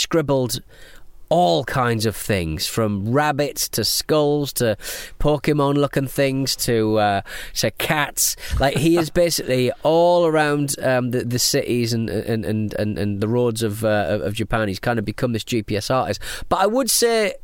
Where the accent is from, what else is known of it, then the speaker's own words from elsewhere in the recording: England, United Kingdom; We're English